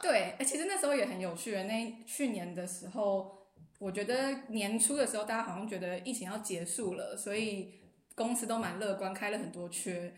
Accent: Taiwan; moved away as an adult; now in Berlin, Germany; 我以前在台湾的时候，讲中文我就可以很直接

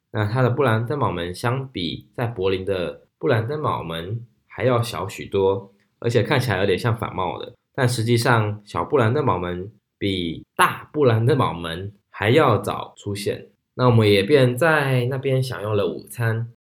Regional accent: Taiwan; moved away as an adult; now in Germany; 尤其我是从台湾的体制所长大，一心把课业为重

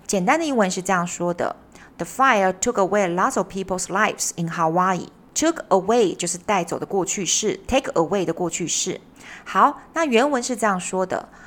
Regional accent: Taiwan; 我们台湾人

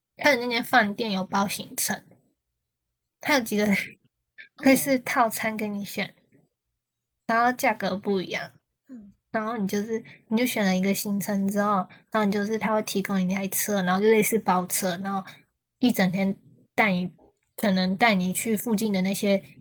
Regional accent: Taiwan; 我是台湾人

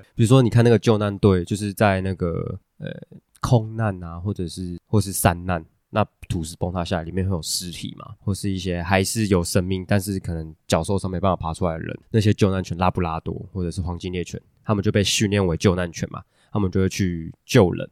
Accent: Taiwan; 我们台湾人

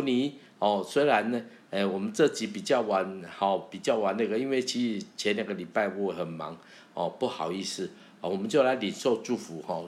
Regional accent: Taiwan; accent: Taiwanese Mandarin (台湾国语), Taiwanese accent; first language Taiwanese Hokkien; Chinese is a second language; 我会讲国语啊，可是我的国语就是台湾国语啊

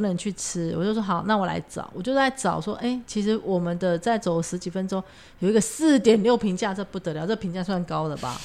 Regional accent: Taiwan; 我也是台湾来的

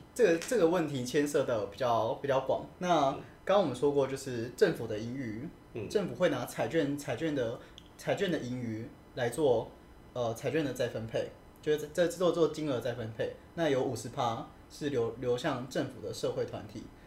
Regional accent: Taiwan; 我们都是台湾人

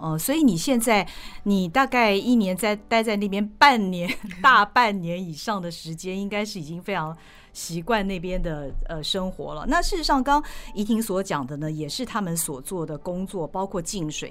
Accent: Taiwan; 我们台湾人

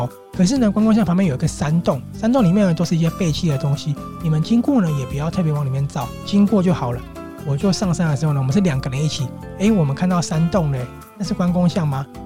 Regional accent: Taiwan; 我们台湾人

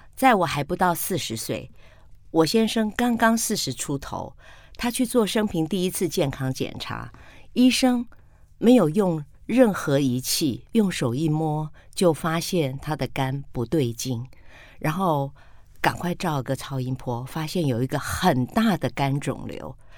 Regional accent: Taiwan; also born or lived in Penghu (mother's origin); 那时候我搬到客家村庄

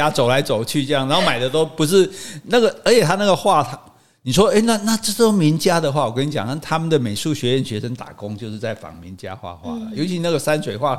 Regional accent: Taiwan; 我们台湾人讲，我们讲华语啊

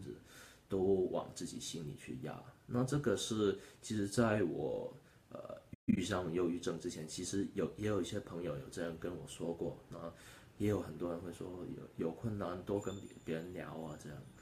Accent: Hong Kong; 那我今年二十六岁，我来自香港

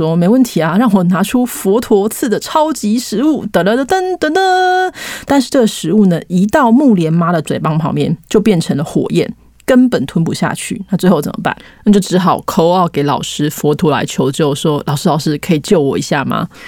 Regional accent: Taiwan; 我们台湾人不是从小都被教育说，七月一日鬼门开，七月十五中原普渡，七月三十鬼门关呢

